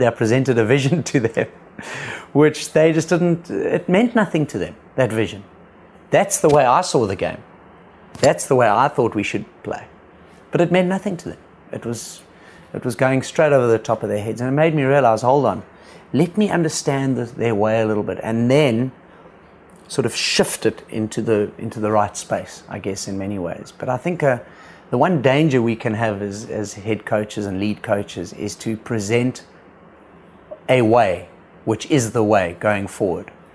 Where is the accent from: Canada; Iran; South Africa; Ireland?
South Africa; I came as a South African to the Indian team